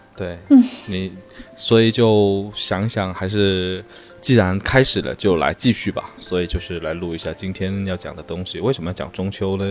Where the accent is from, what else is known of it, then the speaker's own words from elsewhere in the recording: Guangdong, China; moved away; 我们整个潮汕人到了中秋那一天会摆一个坛子，就摆一个台在天台上，然后上面嗯。铺满了各种水果，然后月饼